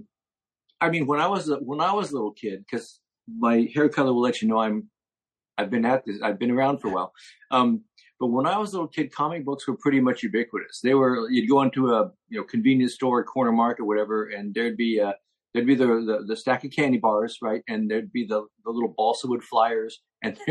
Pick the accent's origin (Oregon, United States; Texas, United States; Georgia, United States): Oregon, United States; Portland; moved away; also born or lived in New Jersey; I was growing up in Portland, Oregon